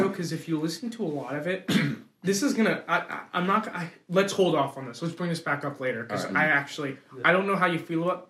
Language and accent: English; New Jersey, United States; I'm from Jersey, so I'm used to, like, the screaming and stuff.